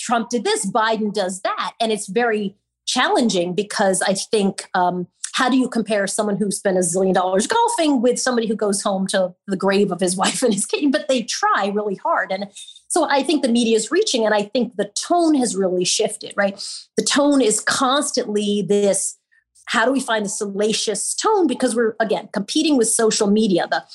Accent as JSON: {"language": "English", "area": "Long Island", "region": "New York", "country": "United States", "tie": "born or raised there", "lives_now": "New York City, United States", "said": "I've been a New Yorker for my whole entire life, although I'm a Long Islander"}